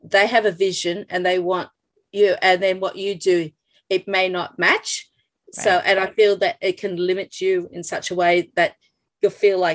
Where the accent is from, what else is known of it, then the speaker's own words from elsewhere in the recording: Australia; to know me as an Australian artist